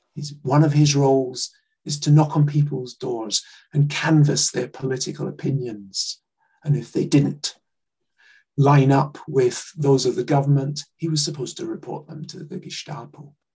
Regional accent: Glasgow, Scotland, United Kingdom; I grew up in Glasgow and just outside Glasgow

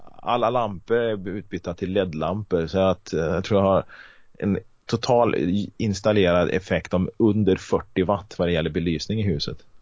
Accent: Karlstad, Värmland, Sweden; moved away as an adult; now in Kristinehamn, Sweden; Jag är uppväxt i Karlstad

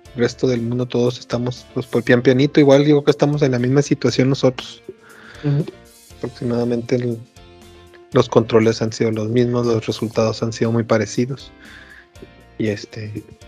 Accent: Chihuahua, Mexico; los que somos de Chihuahua

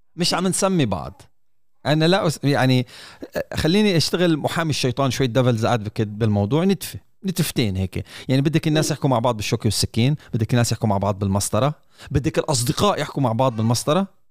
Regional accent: United Arab Emirates; في دوله الامارات

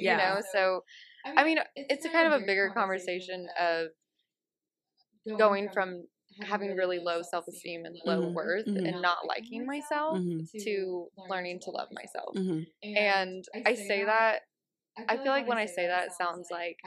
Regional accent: the South, United States; I was raised in the South

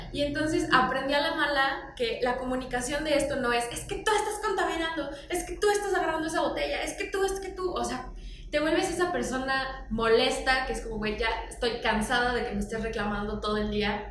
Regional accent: Morelos, Mexico; crecí la mayor parte de mi adolescencia en Morelos

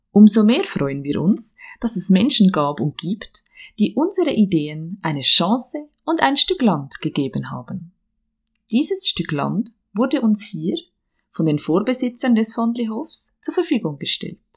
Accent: Bern, Switzerland; now in Dietikon, Switzerland; Geboren und aufgewachsen bin ich im Emmental, im Kanton Bern.

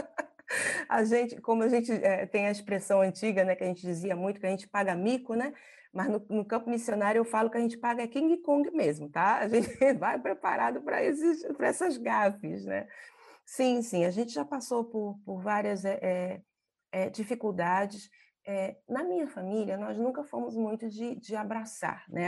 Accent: Brazil; moved away as an adult; now in Mongolia; enquanto brasileira

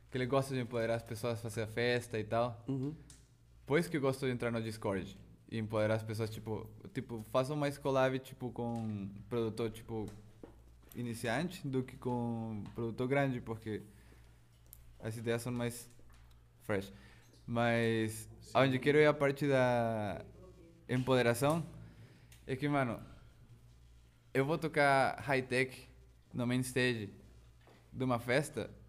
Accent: Chihuahua, Mexico; Portuguese is a second language; moved away as an adult; also born or lived in São Paulo, Brazil / Belo Horizonte, Brazil; now in France; lá na minha cidade, Chihuahua

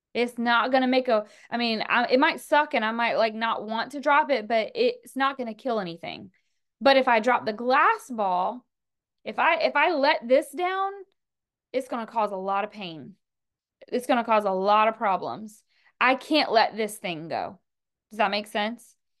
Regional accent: the South, United States; I'm from the South

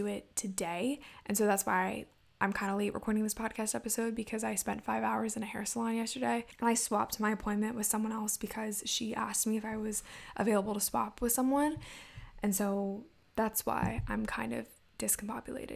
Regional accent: Maryland, United States; also born or lived in Indiana; I am from Maryland, went to college in Indiana for a little bit, then now I'm back in Maryland

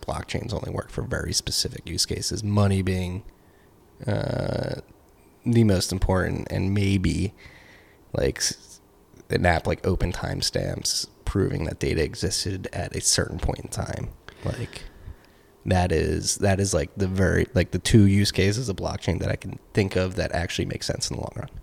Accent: United States; I'm an American

